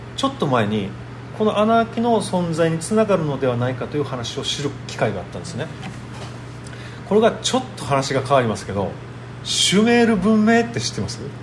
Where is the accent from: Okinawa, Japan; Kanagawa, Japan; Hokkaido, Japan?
Okinawa, Japan; 僕と同じ沖縄出身で